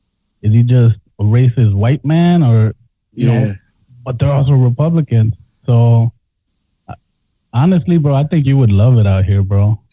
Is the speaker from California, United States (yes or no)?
yes; Los Angeles, California, United States; now in Milwaukee, United States; I was raised in Watts. Like, I mean, we moved around, pero that's the city that, you know, that's where we laid roots down. And you know, there was a lot of Negros, a lot of Mexicans